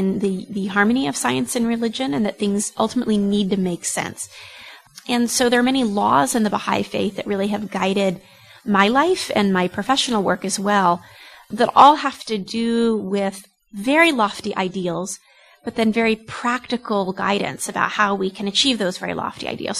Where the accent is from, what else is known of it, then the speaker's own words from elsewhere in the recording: United States; I'm American by ethnicity, European, Caucasian American